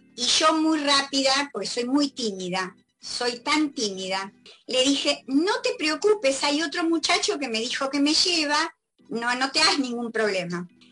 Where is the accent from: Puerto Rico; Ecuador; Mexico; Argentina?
Argentina; Entre Ríos; now in Buenos Aires, Argentina; yo no soy porteña, por eso se nota, ¿no? Soy entrerriana